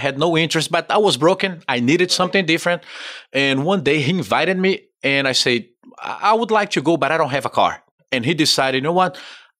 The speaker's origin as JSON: {"language": "English", "country": "Brazil", "tie": "born or raised there", "also_born_or_lived": "Pompano Beach, Florida", "moved": "as an adult", "lives_now": "United States", "said": "I'm actually from Brazil."}